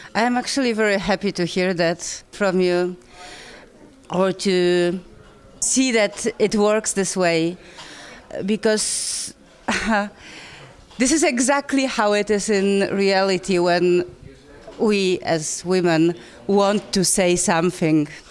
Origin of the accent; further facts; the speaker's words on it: Poland; I come from Poland